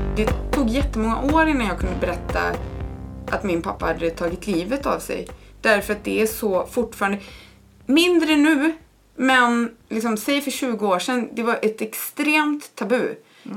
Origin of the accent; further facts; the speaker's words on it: Borås, Västra Götaland, Sweden; moved away as an adult; jag är uppvuxen i Borås. Jag bodde där mina första 18 år i livet.